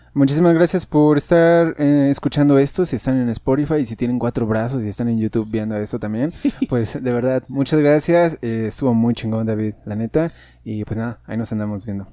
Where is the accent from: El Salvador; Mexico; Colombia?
Mexico; no sé cómo identificarme incluso con, con los mexicanos